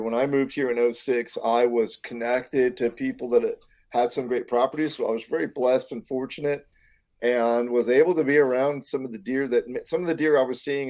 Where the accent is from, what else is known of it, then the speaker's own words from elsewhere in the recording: Michigan, United States; moved away as an adult; also born or lived in Maine; now in Indiana, United States; I grew up in the great state, the Mitten State of Michigan. And I spent all of my formidable years in deep snow and lots of deer hunting.